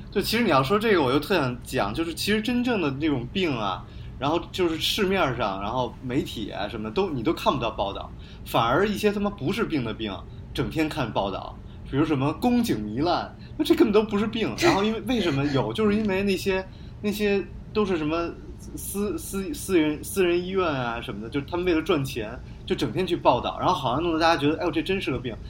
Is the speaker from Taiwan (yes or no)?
no; China; 我们中国人就要做